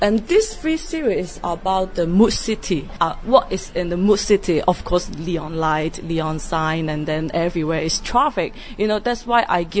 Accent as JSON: {"language": "English", "country": "Hong Kong", "said": "I'm a photographer from Hong Kong"}